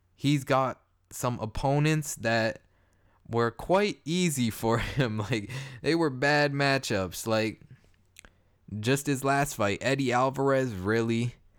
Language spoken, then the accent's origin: English; Toronto, Ontario, Canada; I'm from Toronto, Canada